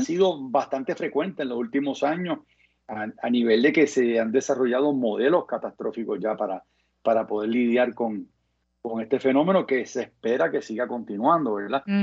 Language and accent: Spanish; Carolina, Puerto Rico; also born or lived in New Orleans; crié en Isla Verde, eh, asistí al Colegio de la Piedad